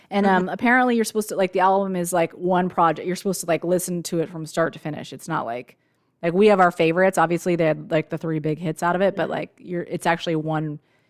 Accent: United States; we didn't see them because we're American

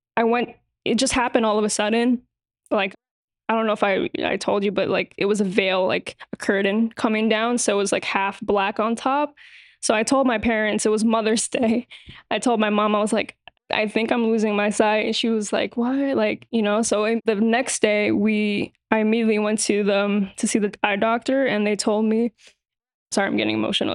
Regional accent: New York City, New York, United States; born and raised in New York City

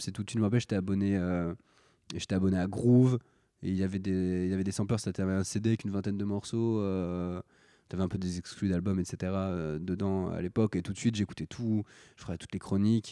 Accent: Paris, Île-de-France, France; j'ai grandi euh, à, Paris principalement. À Paris, un peu en banlieue, je fais des, petits allers-retours, mais en gros, voilà, en, région parisienne.

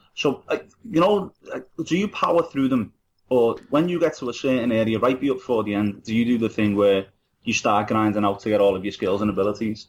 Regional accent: Liverpool, North West England, United Kingdom; I'm from Liverpool, and it's such a Irish city.

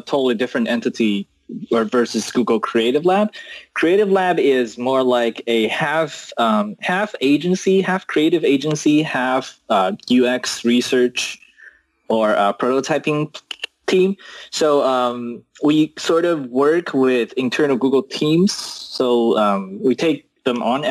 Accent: China; moved away as an adult; also born or lived in United States; I was born in China and, then I went to US for college.

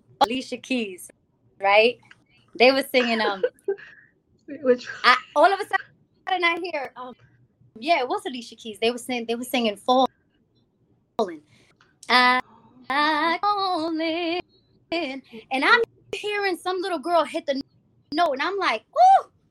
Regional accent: New York City, New York, United States; moved away as an adult; also born or lived in Rhode Island; I'm from the Bronx

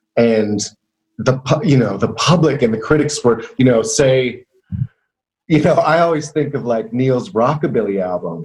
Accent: Canada; also born or lived in Montreal; a 17-year-old boy growing up in Canada. So when I moved to Montreal at age 19

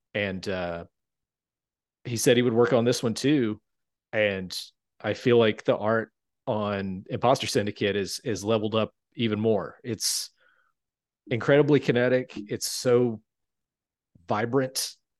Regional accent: Shelby, North Carolina, United States; moved away; I grew up in a town called Shelby, North Carolina

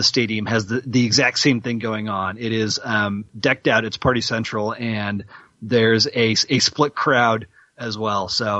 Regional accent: Minnesota, United States; moved away; also born or lived in Dallas, Texas; I grew up in Minnesota where we had a state fair and everybody goes every year.

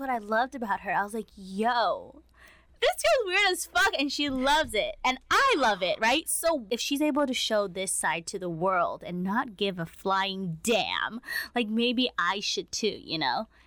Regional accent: United States; as Asian American kids

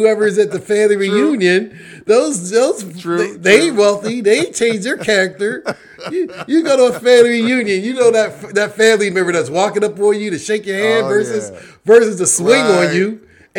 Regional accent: Pittsburgh, Pennsylvania, United States; I grew up in Pittsburgh.

